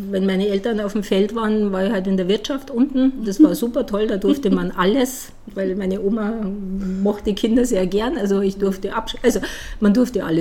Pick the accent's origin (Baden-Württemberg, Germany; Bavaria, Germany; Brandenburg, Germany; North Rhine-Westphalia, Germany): Bavaria, Germany; village near Dachau; accent: Bavarian; moved away as an adult; also born or lived in United States; now in Ulm, Germany; ich bin Wahl-Ulmerin, ich komme ja aus Bayern, also aus dem Dorf aus Bayern in der Nähe von Dachau.